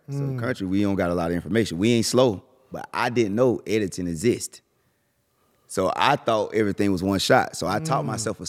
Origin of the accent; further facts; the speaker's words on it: Millen, Georgia, United States; I'm from Miller in Georgia.